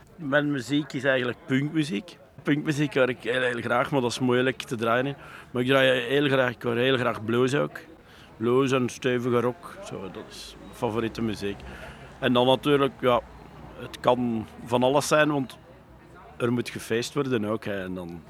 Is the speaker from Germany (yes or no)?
no; Leuven, Flanders, Belgium; also born or lived in Hoegaarden / Huldenberg; Ik kom uit Leuven